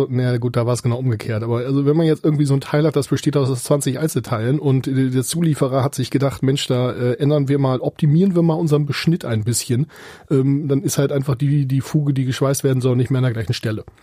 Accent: area around Göttingen, Lower Saxony, Germany; also born or lived in Munich; now in Kiel, Germany; ich komme gebürtig aus der Gegend von Göttingen.

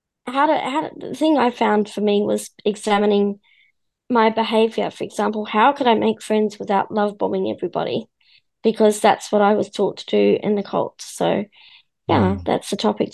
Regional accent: New Zealand; I'm from New Zealand.

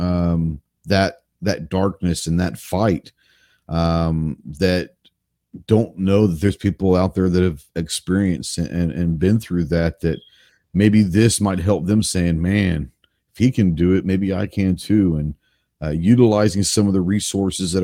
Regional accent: Dallas, Texas, United States; Growing up in Dallas, I mean, I shot a couple 22s at my buddy's ranches here and there

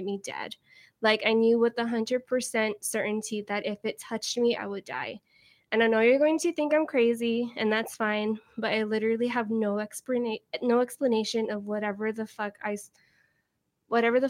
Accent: San Antonio, Texas, United States; I'm from San Antonio, Texas

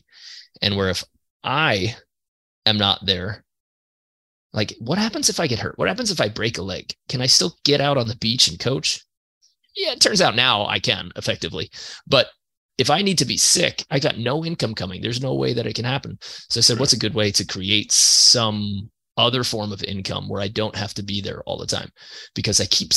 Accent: New York, United States; I'm from New York

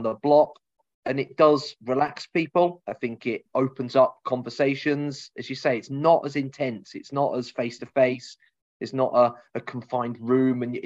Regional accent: Cambridge, East of England, United Kingdom; we're both from Cambridge or around Cambridge originally

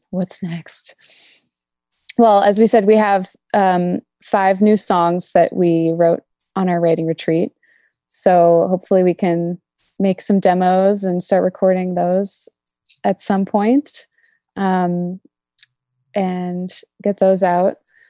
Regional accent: Japan; I grew up partially in Japan

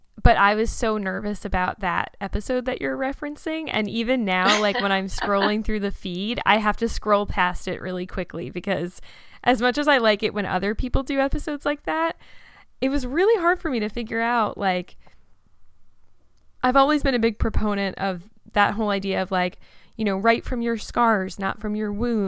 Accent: Red Bank, New Jersey, United States; I've lived in New Jersey my whole life. I grew up in Red Bank

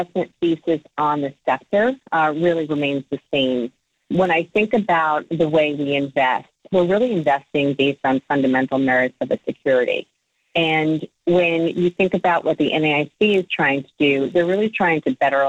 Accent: Cliffside Park, New Jersey, United States; My hometown is Cliffside Park, New Jersey

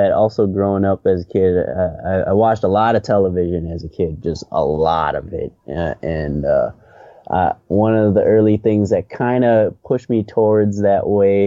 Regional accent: St. Paul, Minnesota, United States; now in Los Angeles, United States; I was born and raised in St. Paul, Minnesota, so Midwest town

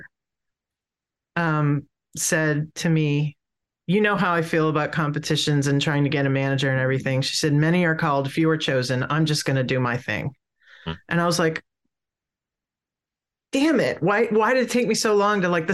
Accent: Pennsylvania, United States; now in Tidewater, Virginia, United States; I'm originally from Pennsylvania, but I live in Tidewater, Virginia now

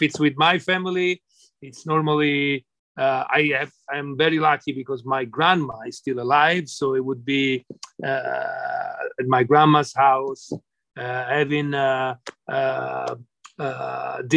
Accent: Florence, Tuscany, Italy; English is a second language; moved away; I'm from Florence.

